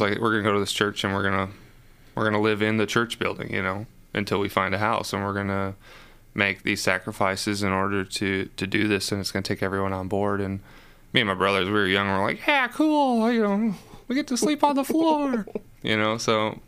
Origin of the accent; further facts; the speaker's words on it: Chicago, Illinois, United States; growing up in Chicago